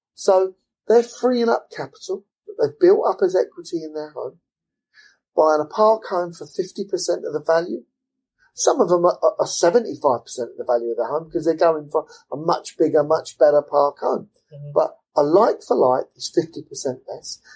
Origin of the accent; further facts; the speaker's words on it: London, United Kingdom; also born or lived in Lutterworth, Leicestershire; I'm an East Londoner. I'm, I'm from Forest Gate, and you know I'm an East Londoner through and through